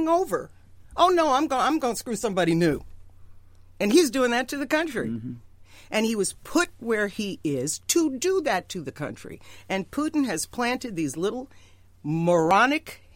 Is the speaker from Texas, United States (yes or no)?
no; New York, United States; I grew up in New York.